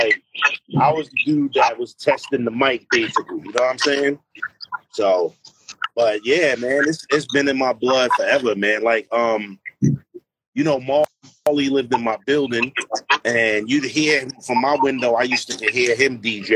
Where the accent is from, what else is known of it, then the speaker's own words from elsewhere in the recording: New York City, New York, United States; I'm from Queensbridge